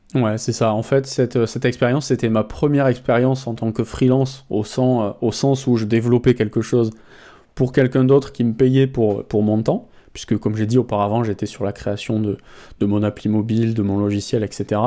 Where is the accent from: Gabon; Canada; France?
France; en tant que Français